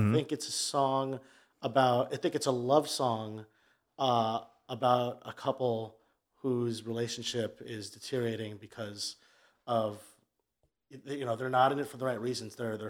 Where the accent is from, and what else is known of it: Manhasset, New York, United States; born or raised there